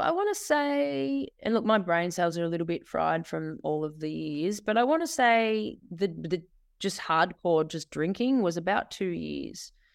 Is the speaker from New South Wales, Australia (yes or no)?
no; Bendigo, Victoria, Australia; moved away as an adult; also born or lived in Sydney; I ended up back in my hometown, Bendigo